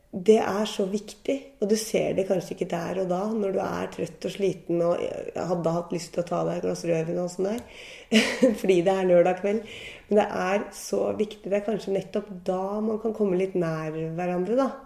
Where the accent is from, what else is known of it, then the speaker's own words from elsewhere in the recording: Gol, Buskerud, Norway; moved away; i Gol i Hallingdal, der jeg vokste opp og var ung